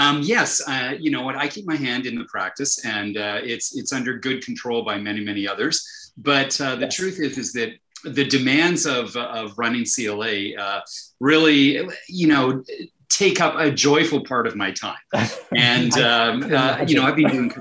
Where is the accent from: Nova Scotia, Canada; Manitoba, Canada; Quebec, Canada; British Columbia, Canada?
Manitoba, Canada; Winnipeg; I'm Canadian, and it was from Winnipeg